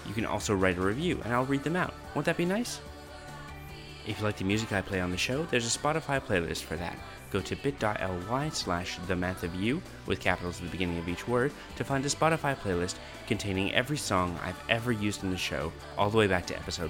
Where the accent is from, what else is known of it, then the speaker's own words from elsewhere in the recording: Canada; moved away as an adult; also born or lived in Alberta / Northern Ontario / Quebec; now in Australia; I grew up in Canada until I was about 20 and lived all over. So I lived on the West Coast, I lived in the East Coast, I lived in Alberta, in Northern Ontario, in Quebec, all these places. So my accent isn't particularly regional Canadian.